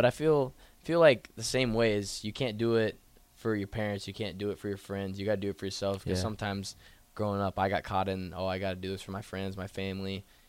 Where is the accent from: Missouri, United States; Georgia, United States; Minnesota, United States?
Missouri, United States; Columbia; moved away as an adult; now in Lincoln, United States; I was from Columbia, Missouri. So same town as Mizzou.